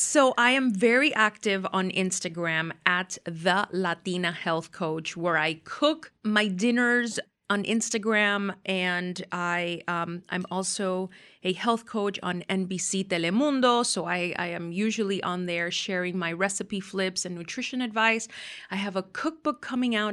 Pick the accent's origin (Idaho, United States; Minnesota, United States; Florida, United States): Florida, United States; Miami; growing up in Miami